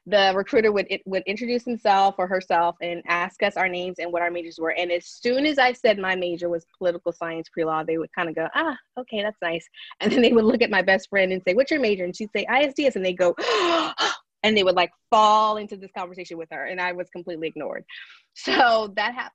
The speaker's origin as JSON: {"language": "English", "area": "greater New Orleans area", "region": "Louisiana", "country": "United States", "tie": "born or raised there", "lives_now": "Baton Rouge, United States", "said": "the greater New Orleans area is where I grew up and lived until I came to Baton Rouge in 1997 for college"}